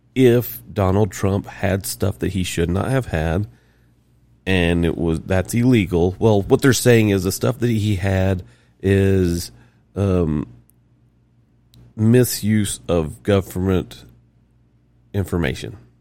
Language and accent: English; the South, United States; I'm from South.